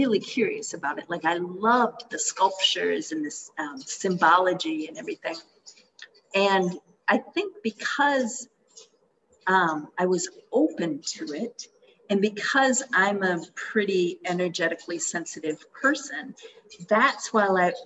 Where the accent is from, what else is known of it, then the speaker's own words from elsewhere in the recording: Minnesota, United States; moved away as an adult; also born or lived in Bali; I was raised Christian in Minnesota